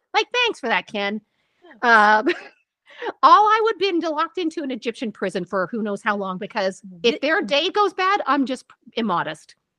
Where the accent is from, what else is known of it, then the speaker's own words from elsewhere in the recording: Canada; we're Canadian, so we can't be rude.